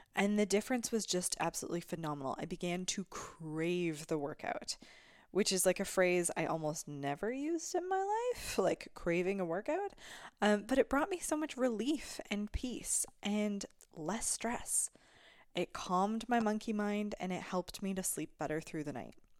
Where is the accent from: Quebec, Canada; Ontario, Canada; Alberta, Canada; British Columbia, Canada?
Alberta, Canada; I come from Alberta.